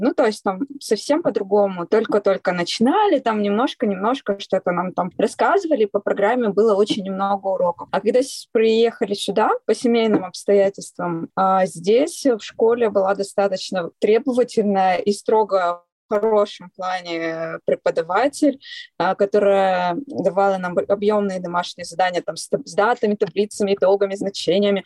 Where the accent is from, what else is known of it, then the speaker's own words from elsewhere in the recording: Kyrgyzstan; moved away; also born or lived in Altai; я родилась в Киргизии